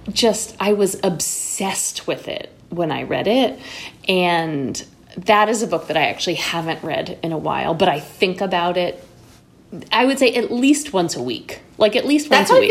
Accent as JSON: {"language": "English", "town": "New York City", "region": "New York", "country": "United States", "tie": "born or raised there", "also_born_or_lived": "Connecticut"}